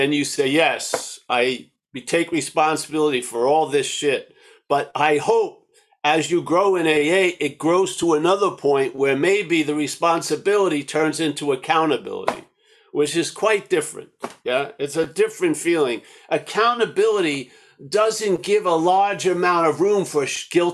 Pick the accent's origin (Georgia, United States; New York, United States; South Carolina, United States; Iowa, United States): New York, United States; I'm from New York